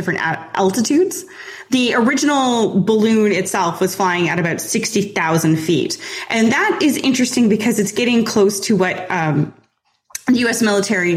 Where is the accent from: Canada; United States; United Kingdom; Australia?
Canada; I'm Canadian